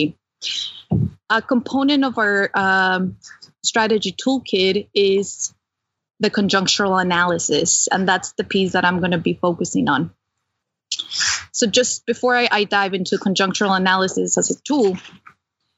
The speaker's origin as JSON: {"language": "English", "region": "Mexico City", "country": "Mexico", "tie": "born or raised there", "also_born_or_lived": "California", "moved": "yes", "lives_now": "Pennsylvania, United States", "said": "I was born and raised in Mexico City to a communist family."}